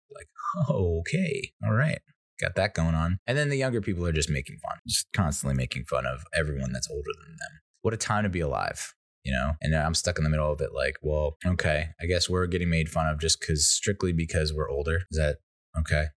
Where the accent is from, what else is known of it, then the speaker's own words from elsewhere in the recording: United States; I'm an Irish Italian American